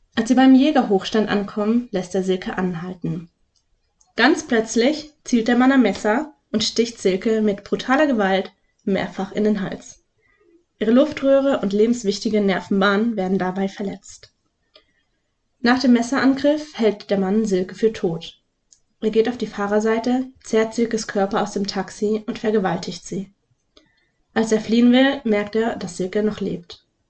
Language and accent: German; Lake Constance area, Baden-Württemberg, Germany; aus meiner Heimat